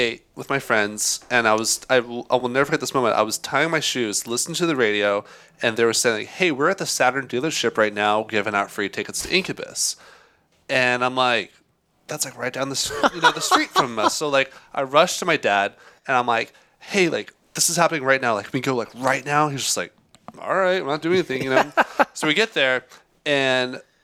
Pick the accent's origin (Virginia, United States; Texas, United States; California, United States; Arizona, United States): Texas, United States; Houston; I'm from Houston